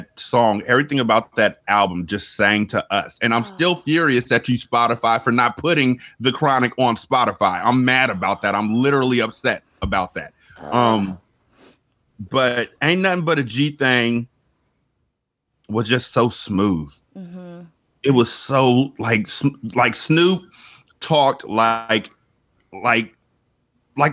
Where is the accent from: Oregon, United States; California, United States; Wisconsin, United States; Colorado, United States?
California, United States; I'm from Cali.